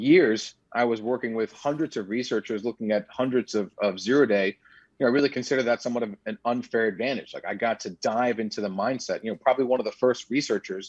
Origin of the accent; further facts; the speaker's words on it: New York City, New York, United States; I lived in New York City, born and raised in New York.